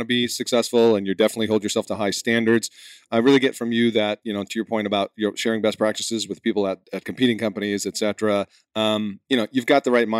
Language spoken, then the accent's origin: English; New England, United States; moved away; I'm from New England originally.